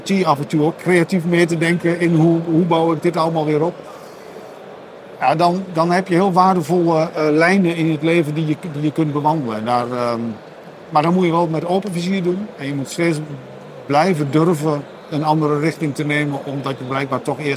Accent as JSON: {"language": "Dutch", "region": "Overijssel", "country": "Netherlands", "said": "ik ben een Sallander, maar daar hadden eh, de luisteraars en kijkers al aan gehoord natuurlijk."}